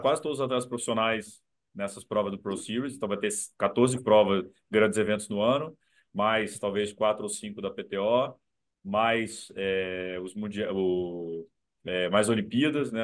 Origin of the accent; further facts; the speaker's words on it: Brazil; eu, eu sou brasileiro, velho. Sou brasileiro